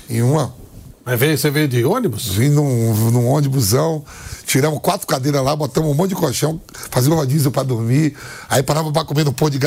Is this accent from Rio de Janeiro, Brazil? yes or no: no; Bahia, Brazil; Ah, vim da Bahia para a Copa São Paulo, 36 horas, 38 horas, 40 horas de voo rasteiro